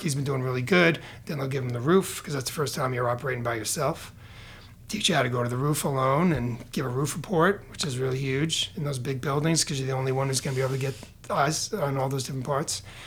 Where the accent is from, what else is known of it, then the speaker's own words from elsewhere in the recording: New York, United States; moved away as an adult; also born or lived in Bronx / Queens / Long Island / Boston area; now in Portland, United States; from New York. My whole family's from the Bronx. I uh, we everybody started to kind of leave. Uh, leave the Bronx in the 70s and 80s and kind of scatter about the Boston area, Queens, Long Island. That's kind of where I ended up growing up.